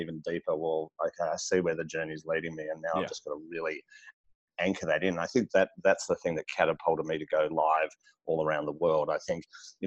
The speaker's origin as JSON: {"language": "English", "town": "Melbourne", "region": "Victoria", "country": "Australia", "tie": "born or raised there", "said": "I'm in Melbourne, Australia. And born and bred here"}